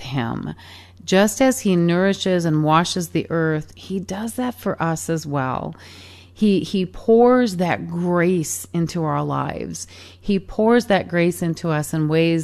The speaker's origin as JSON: {"language": "English", "region": "Michigan", "country": "United States", "tie": "born or raised there", "said": "as a little kid growing up in Michigan"}